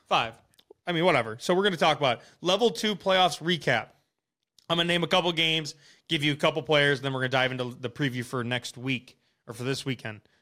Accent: Wisconsin, United States; we're from Wisconsin

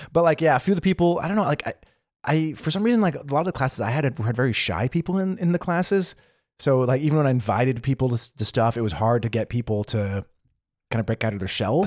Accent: United States; moved away as an adult; now in Berlin, Germany; as an American

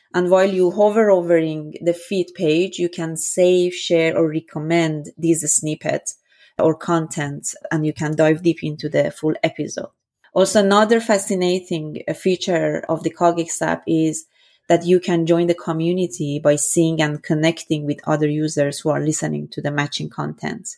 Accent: Iran; moved away as an adult; also born or lived in Vienna, Austria; born and raised in Iran

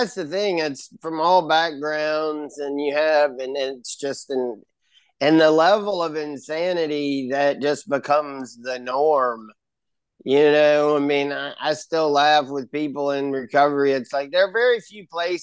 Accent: Baton Rouge, Louisiana, United States; now in Covington, United States; I was born in Baton Rouge, and I'm the oldest of four

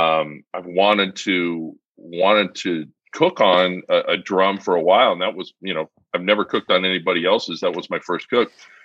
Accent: California, United States; I'm from California. I used to cook tri-tips all the time.

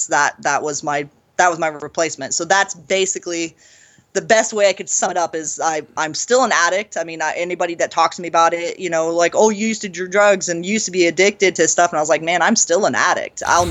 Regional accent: San Andreas, California, United States; moved away; where I was born in Northern California. It's in the foothills of California. It's this little town called San Andreas, Calaveras County

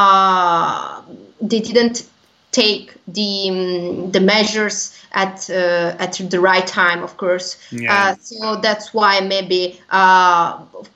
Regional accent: Genoa, Liguria, Italy; in my region, I'm from Genoa

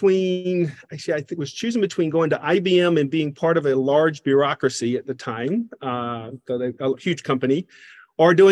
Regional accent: Covington, Georgia, United States; accent: Southern; So, I am from Covington, Georgia, a small town in um, uh, east of Atlanta, Georgia.

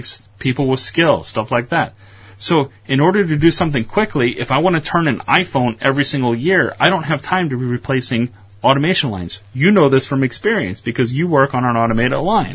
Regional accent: United States; also born or lived in Chicago; I'm American

